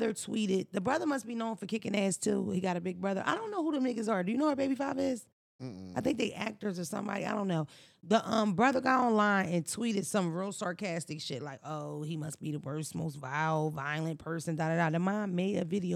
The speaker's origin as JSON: {"language": "English", "country": "United States", "tie": "born or raised there", "said": "I grew up in America"}